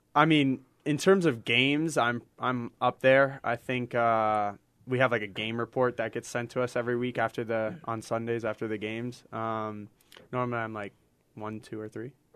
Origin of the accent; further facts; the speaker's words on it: Paradise Valley, Arizona, United States; also born or lived in England; now in Salt Lake City, United States; wonderful place to grow up with with my older brother. Um, you know, Arizona is is will always be my home